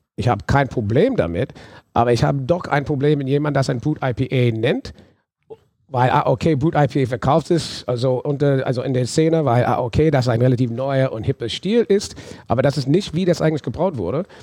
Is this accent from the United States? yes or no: yes; New Orleans, Louisiana, United States; German is a second language; moved away as an adult; now in Germany; ich bin in New Orleans aufgewachsen, habe aber deutsche Wurzeln